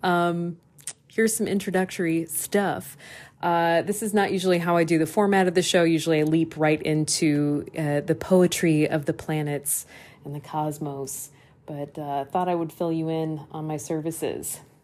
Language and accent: English; Des Moines, Iowa, United States; moved away; I'm doing a transformer residency in my hometown of Des Moines, Iowa